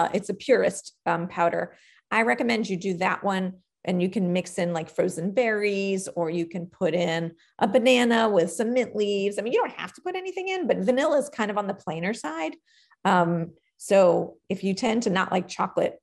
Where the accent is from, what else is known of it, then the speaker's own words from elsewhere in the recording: New York, United States; I'm a New Yorker by birth